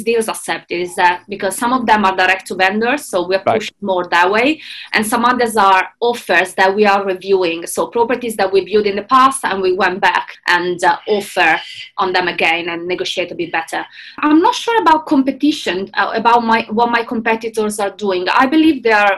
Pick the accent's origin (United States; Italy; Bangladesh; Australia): Italy; moved away as an adult; now in London, United Kingdom; I am originally from Italy, but I moved to London 7 years ago